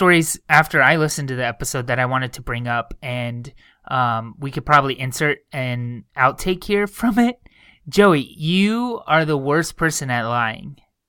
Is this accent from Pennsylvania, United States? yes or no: no; Phoenix, Arizona, United States; now in San Francisco Bay Area, United States; But I come from Phoenix, where hot is not 75 degrees like it is here